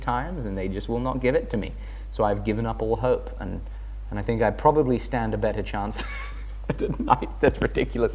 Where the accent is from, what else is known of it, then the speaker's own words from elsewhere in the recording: England, United Kingdom; being English